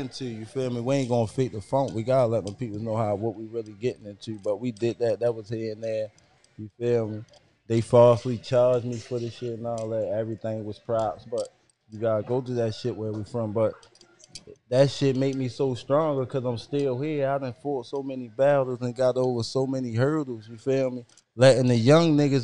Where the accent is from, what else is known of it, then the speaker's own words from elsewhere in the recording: Baltimore, Maryland, United States; I'm from East Baltimore